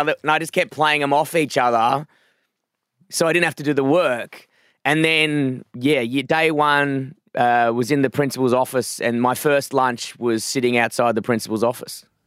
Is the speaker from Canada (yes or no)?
no; Perth, Western Australia, Australia; moved away as an adult; now in Melbourne, Australia; I grew up in a, a s, like a, a small town, I wouldn't say town, a small suburb, like a very suburban town called Forest Field, um, which is kind of inland from Perth